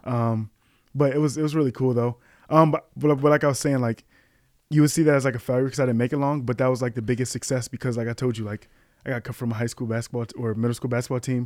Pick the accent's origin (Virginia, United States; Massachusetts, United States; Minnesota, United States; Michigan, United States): Michigan, United States; Kalamazoo; moved away as an adult; now in Chicago, United States; I was born in Kalamazoo, Michigan